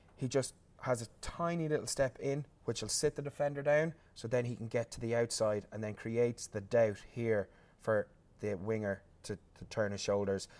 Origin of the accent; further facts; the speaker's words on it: Ireland; as an Irishman